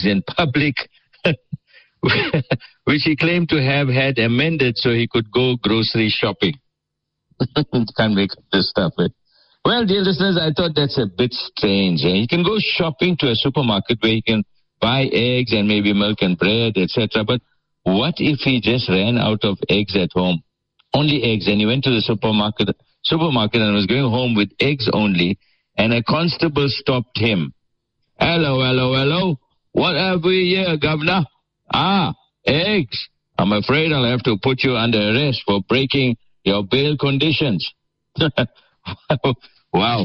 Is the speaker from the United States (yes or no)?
no; Port Shepstone, KwaZulu-Natal, South Africa; Sheppy, that's my hometown, Port Shepston